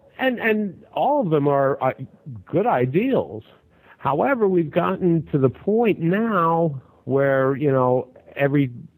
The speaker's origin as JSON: {"language": "English", "country": "United States", "said": "Being an American"}